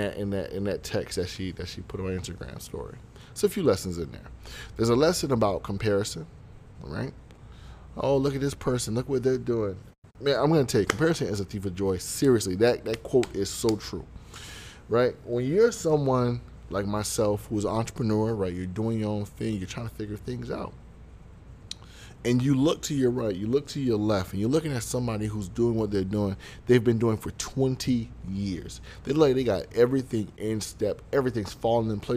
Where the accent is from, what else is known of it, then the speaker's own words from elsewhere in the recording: Broward County, Florida, United States; I am from Broward County